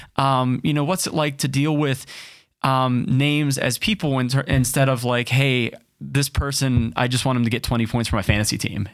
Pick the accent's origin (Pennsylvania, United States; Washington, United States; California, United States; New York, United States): Pennsylvania, United States; Pittsburgh; born or raised there